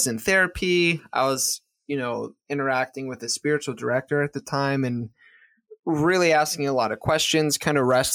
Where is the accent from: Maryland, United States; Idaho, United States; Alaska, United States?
Maryland, United States; moved away as an adult; also born or lived in Pennsylvania / South Florida; I'm from Maryland. So I moved from Maryland to South Florida